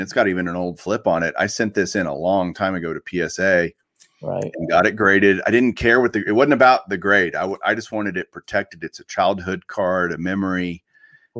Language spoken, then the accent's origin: English; Fort Worth, Texas, United States; where I grew up here in Fort Worth